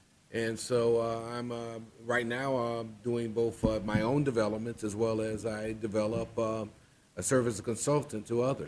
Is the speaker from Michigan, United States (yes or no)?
yes; Detroit, Michigan, United States; I'm from Detroit, Michigan.